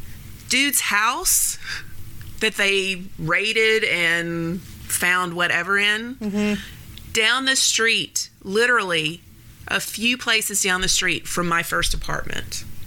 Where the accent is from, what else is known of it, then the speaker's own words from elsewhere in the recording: Nashville, Tennessee, United States; Everybody knows I'm from Nashville. I'm from Antioch, actually. Born and raised.